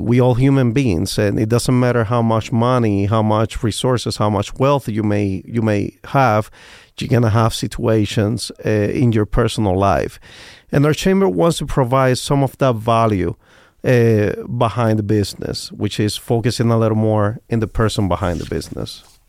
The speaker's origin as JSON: {"language": "English", "country": "Cuba", "second_language": "English", "moved": "yes", "lives_now": "Las Vegas, United States", "said": "I came, I come from Cuba"}